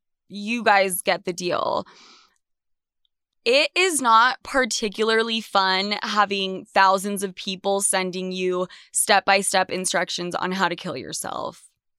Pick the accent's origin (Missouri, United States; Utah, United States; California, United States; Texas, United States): Utah, United States; Salt Lake City; also born or lived in New York City; I am back in my hometown, Salt Lake City, Utah. I fled New York when everything went to shit